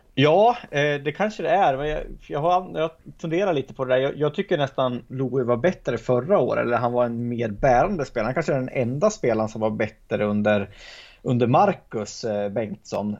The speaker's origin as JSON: {"language": "Swedish", "area": "Hälsingland", "region": "Gävleborg County", "country": "Sweden", "said": "som hälsing"}